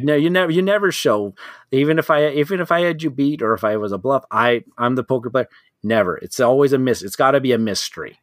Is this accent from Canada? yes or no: yes; Canada; being a Canadian